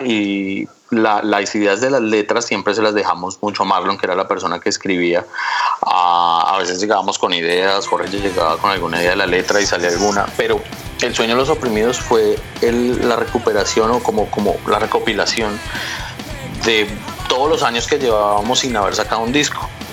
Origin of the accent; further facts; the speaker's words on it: Colombia; somos de Colombia y tenemos un grupo